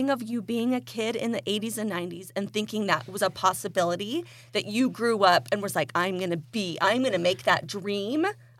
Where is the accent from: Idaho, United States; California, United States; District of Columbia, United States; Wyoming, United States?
Idaho, United States; When I grew up in Eastern Idaho in the 80s and 90s, the idea of full-size candy bars.